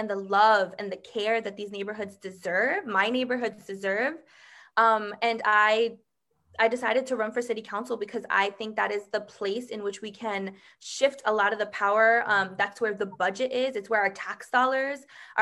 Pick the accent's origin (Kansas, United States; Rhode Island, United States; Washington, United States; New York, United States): New York, United States; New York City; I was born and raised in the Bronx.